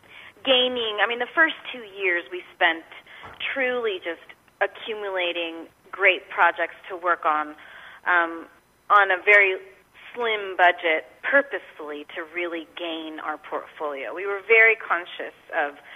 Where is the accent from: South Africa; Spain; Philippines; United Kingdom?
Spain; moved away as an adult; now in San Antonio, United States; I'm originally from Spain and moved here when I was 21, actually, to finish college